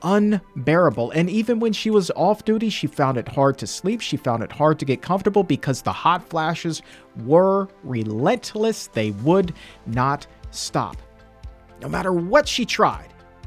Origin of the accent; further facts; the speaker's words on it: the South, United States; Growing up in the South